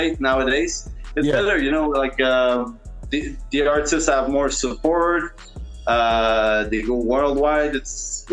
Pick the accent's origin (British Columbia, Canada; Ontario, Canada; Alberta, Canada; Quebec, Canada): Quebec, Canada; Montreal; Montreal all the time. West side, LaSalle, Verdun